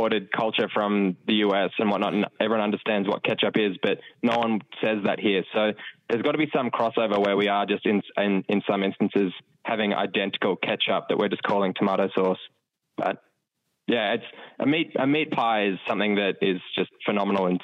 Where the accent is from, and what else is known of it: Australia